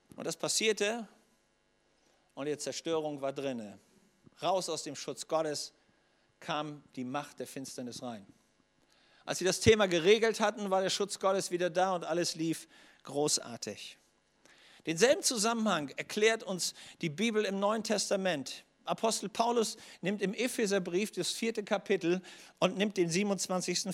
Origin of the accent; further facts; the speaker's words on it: Schleswig-Holstein, Germany; komme aus Schleswig-Holstein